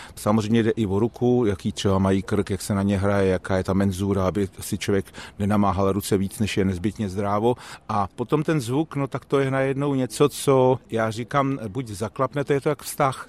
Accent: Hradec Králové, Hradec Králové Region, Czechia; pocházím z Hradce Králové a chodil jsem tam do dílny mistrů Housařů

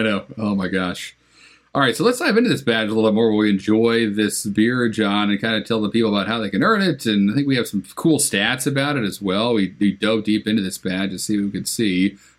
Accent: Connecticut, United States; moved away; also born or lived in Philadelphia, Pennsylvania; growing up in Connecticut and then living in Philadelphia

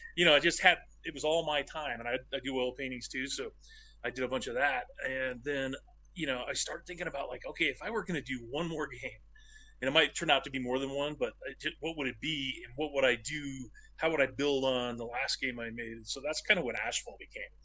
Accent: Medford, Oregon, United States; I grew up in Medford, Oregon, which is a tiny town yeah. in southern Oregon

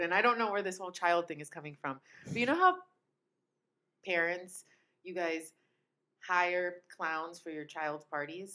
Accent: Italy; moved away; as a child growing up in Italy

